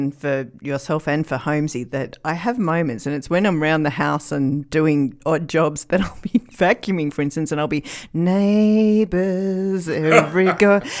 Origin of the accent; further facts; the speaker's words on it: Sydney, New South Wales, Australia; I grew up in Sydney